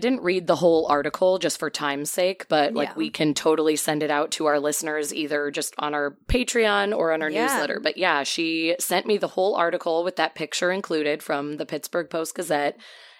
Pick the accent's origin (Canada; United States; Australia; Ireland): Canada; since it looked like King Street and I am Canadian.